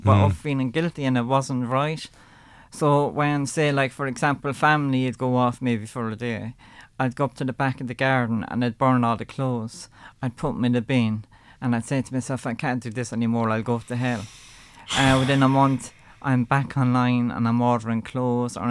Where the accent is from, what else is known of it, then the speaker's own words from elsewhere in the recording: Ireland; I grew up in Ireland at a Catholic social condition